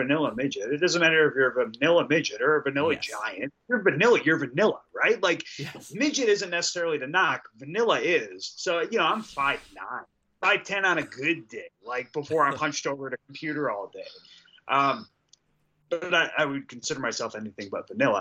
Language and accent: English; Detroit, Michigan, United States; we're both from Detroit, right? Like, we had very similar stories growing up. And, you know, we grew up in a very similar socioeconomic environment. So, yeah, we were raised kind of in the same area.